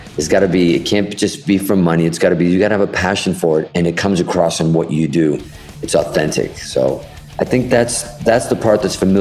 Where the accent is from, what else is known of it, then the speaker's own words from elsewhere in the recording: Boston, Massachusetts, United States; also born or lived in Hudson, Massachusetts; we grew up in Boston in Fenway Park